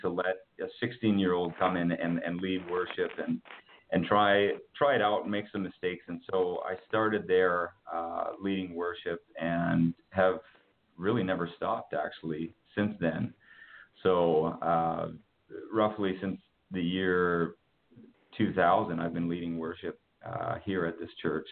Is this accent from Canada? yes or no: yes; Winnipeg, Manitoba, Canada; I'm from Winnipeg. I'm a Canadian.